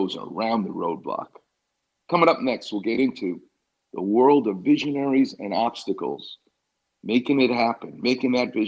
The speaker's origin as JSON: {"language": "English", "region": "New York", "country": "United States", "said": "I'm Jewish. I'm from New York"}